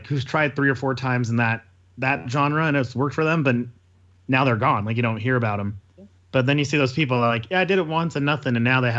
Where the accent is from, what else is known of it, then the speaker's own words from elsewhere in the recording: Murray, Utah, United States; I grew up in Murray